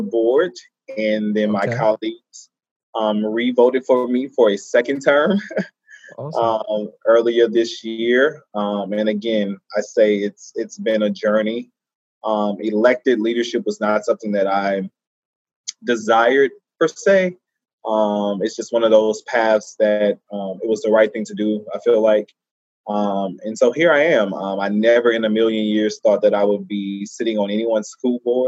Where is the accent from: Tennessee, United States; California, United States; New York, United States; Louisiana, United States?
Louisiana, United States; Baton Rouge; I grew up in Baton Rouge.